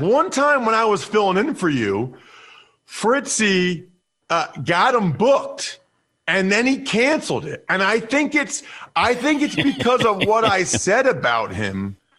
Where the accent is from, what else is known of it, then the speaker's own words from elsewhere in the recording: Reading, Pennsylvania, United States; And I tell my buddies, and now remember, I'm from Reading, Pennsylvania.